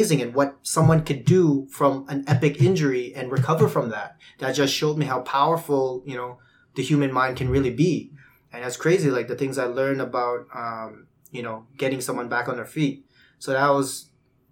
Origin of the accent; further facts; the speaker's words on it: Winnipeg, Manitoba, Canada; growing up in the West End